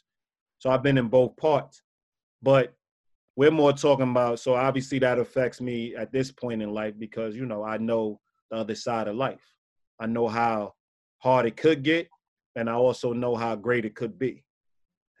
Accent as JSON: {"language": "English", "region": "New York", "country": "United States", "tie": "born or raised there", "said": "me growing up in New York"}